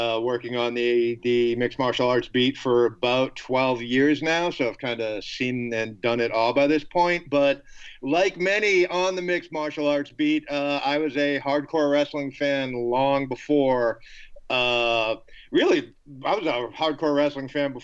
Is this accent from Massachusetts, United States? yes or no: yes; Boston, Massachusetts, United States; I grew up in Boston